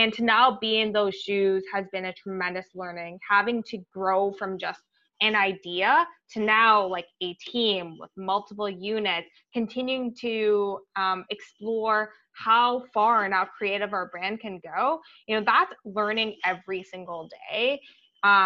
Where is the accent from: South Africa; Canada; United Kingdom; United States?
Canada; Ottawa, Ontario; I grew up in Ottawa